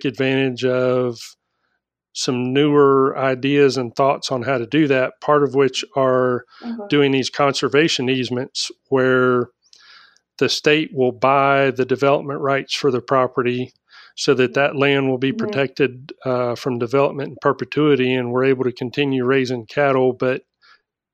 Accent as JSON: {"language": "English", "region": "Florida", "country": "United States", "said": "I'm from Florida"}